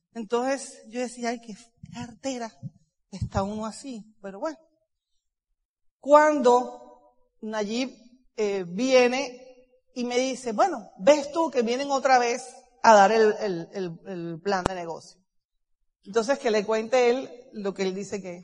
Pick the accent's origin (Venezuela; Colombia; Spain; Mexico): Colombia; Cartagena, Bolívar; yo nací en Cartagena, soy hija única de familia católica